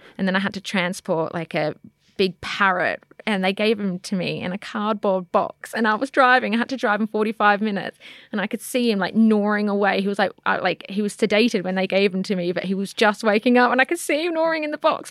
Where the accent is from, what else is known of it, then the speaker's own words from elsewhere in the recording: Australia; now in United Kingdom; growing up in Australia